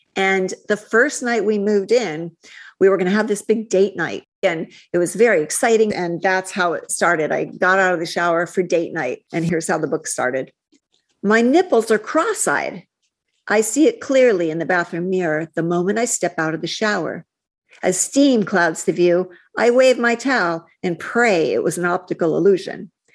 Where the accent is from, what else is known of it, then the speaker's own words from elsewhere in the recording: Midwest, United States; moved away; also born or lived in California; growing up in the Midwest with cheerleaders and beauty queens